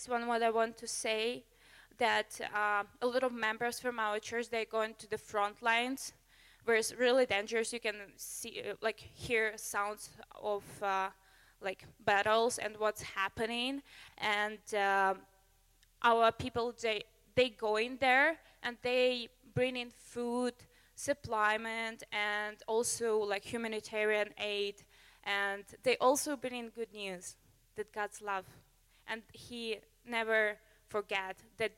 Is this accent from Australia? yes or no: no; Ukraine; now in Canada; I came from Ukraine, and this culture is pretty new for me